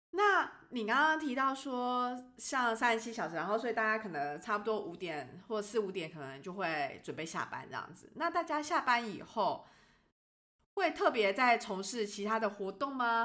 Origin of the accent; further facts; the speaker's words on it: Taiwan; 我们都是台湾人